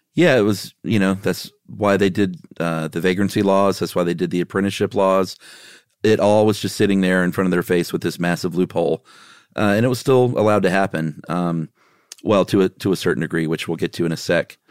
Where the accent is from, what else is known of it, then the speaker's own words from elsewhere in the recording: the South, United States; I'm from the South